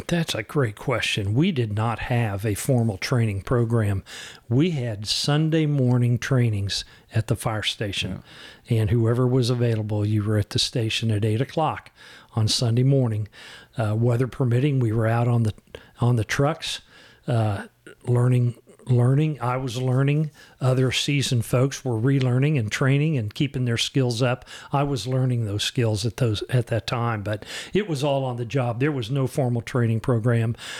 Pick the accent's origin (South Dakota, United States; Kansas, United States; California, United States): Kansas, United States; Shawnee; also born or lived in Oak Forest; I had an opportunity to move back to my hometown, and I took